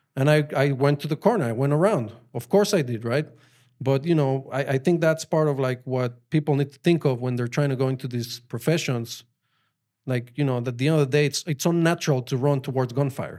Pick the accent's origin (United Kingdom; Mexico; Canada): Mexico; Mexico City; English is a second language; moved away as an adult; also born or lived in Colorado, United States; now in Israel; I grew up in Mexico. Like, I went all the way to high school. I was just in Mexico. Mexico City